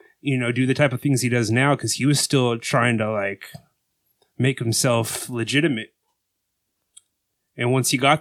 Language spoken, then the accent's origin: English; United States; as an American